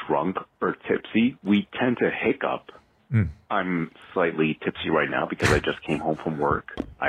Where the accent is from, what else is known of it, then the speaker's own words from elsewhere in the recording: New Jersey, United States; now in Netherlands; Calling from the Netherlands. I'm originally American from New Jersey, but I live in the Netherlands.